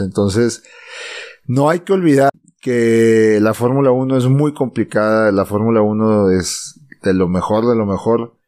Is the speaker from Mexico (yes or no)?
yes; Mexico; somos mexicanos y latinos